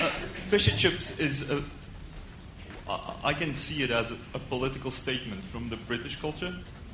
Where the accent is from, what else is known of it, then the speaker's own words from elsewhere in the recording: Portugal; moved away; in Portugal, where I come from